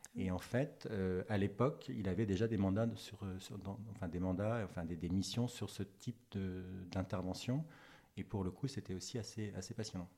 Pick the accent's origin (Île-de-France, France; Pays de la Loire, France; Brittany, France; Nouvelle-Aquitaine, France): Brittany, France; Breton; also born or lived in Paris; now in Nantes, France; j'étais breton, enfin je suis breton, je suis rené à la base